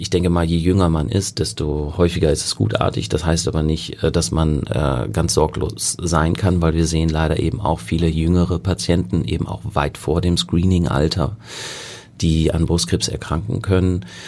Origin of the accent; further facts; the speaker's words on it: North Rhine-Westphalia, Germany; moved away as an adult; also born or lived in Münster / Kiel / South Africa / England; now in Hamburg, Germany; ich bin ursprünglich Westfale